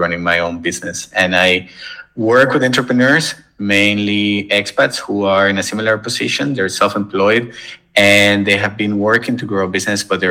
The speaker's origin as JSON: {"language": "English", "country": "Venezuela", "tie": "born or raised there", "also_born_or_lived": "United States", "moved": "as an adult", "lives_now": "Vienna, Austria", "said": "I am originally from Venezuela, and I grew up, born and raised over there all the way until I finished high school"}